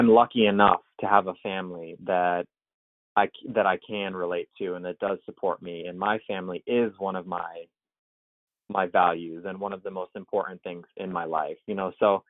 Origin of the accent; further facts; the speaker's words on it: Syracuse, New York, United States; also born or lived in Manhattan, New York; the quality of life that I had growing up in Syracuse, New York